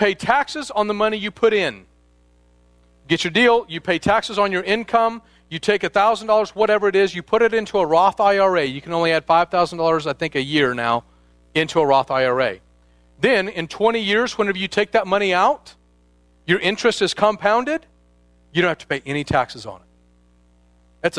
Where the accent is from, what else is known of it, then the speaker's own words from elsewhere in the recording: Midwest, United States; now in Northern California, United States; I'm from the Midwest